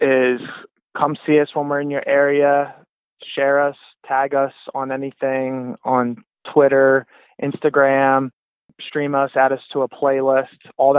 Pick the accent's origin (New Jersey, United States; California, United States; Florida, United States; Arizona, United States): New Jersey, United States; Ocean City; moved away; I'm from Ocean City, New Jersey, so I'm going to be crashing at my mom's house